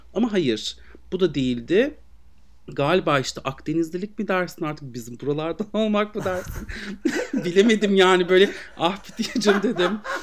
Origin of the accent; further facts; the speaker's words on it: Aegean Region, Turkey; bizim oralar Egeli